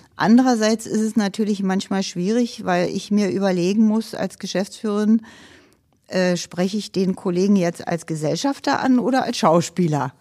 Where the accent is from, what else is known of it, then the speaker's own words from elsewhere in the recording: Berlin, Germany; Ich komme aus dem Ostteil der Stadt Berlin